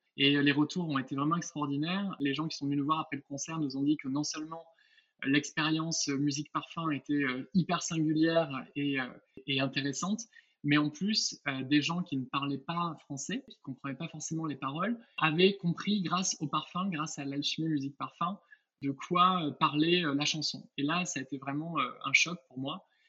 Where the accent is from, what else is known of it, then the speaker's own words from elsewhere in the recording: Villeneuve-sur-Lot, Nouvelle-Aquitaine, France; je suis originaire de Villeneuve-sur-Lot dans le Lot-et-Garonne